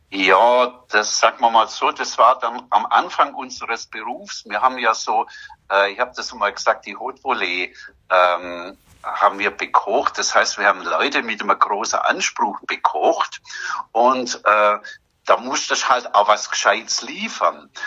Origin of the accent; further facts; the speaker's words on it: Germany; bei uns in Deutschland